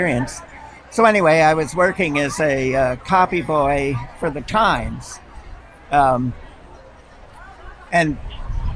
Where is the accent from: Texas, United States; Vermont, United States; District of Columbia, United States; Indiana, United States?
Vermont, United States; Bennington; also born or lived in East Village, New York City; now in East Hampton, United States; I was born in Putnam Valley Hospital in Bennington, Vermont